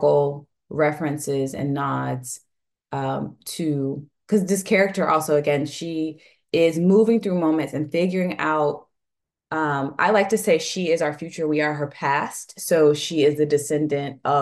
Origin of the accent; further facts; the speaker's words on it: the South, United States; also born or lived in New York; now in New Orleans, United States; I'm originally from the South, and so for me, New Orleans was a beautiful blend of like Southern roots